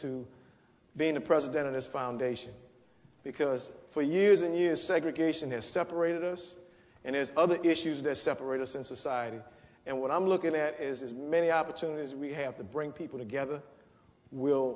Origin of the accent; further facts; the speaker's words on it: New Orleans, Louisiana, United States; I grew up in the 7th Ward of New Orleans